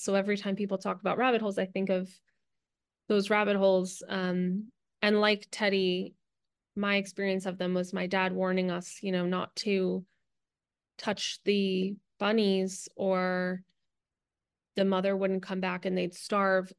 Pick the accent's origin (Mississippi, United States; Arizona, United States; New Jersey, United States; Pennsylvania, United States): New Jersey, United States; now in Los Angeles, United States; I live in Los Angeles, um, but I'm originally from New Jersey